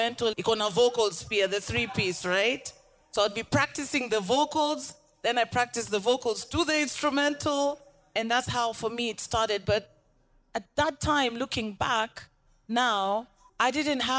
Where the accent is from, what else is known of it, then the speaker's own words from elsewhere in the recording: Nairobi, Kenya; Rapper out Nairobi, Kenya